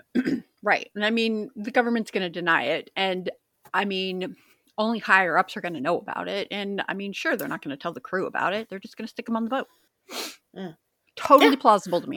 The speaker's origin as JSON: {"language": "English", "region": "Pacific Northwest", "country": "United States", "tie": "born or raised there", "said": "Growing up in the Pacific Northwest"}